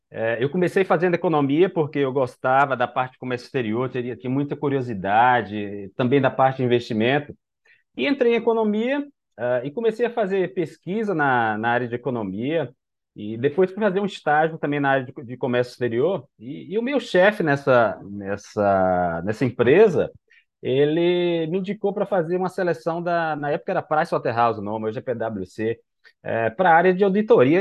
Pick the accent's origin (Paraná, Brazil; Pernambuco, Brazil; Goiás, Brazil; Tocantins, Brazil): Pernambuco, Brazil; Recife; eu sou daqui de, de Recife